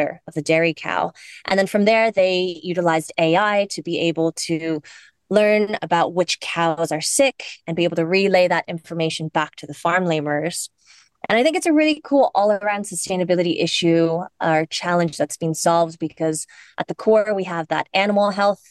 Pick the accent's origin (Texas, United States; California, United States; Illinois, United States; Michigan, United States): California, United States; Cupertino; moved away as an adult; now in Ireland; I come from the States. I was born and raised in the Silicon Valley in Cupertino